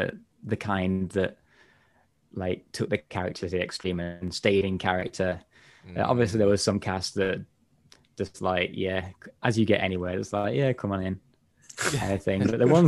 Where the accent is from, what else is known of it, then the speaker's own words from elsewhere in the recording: England, United Kingdom; I'm from like Northern England, well, a bit more North Midlands area. So my accent's not as stereotypical again